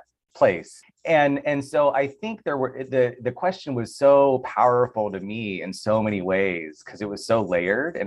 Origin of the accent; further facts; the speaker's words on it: Tucson, Arizona, United States; now in Los Angeles, United States; I'm from Tucson.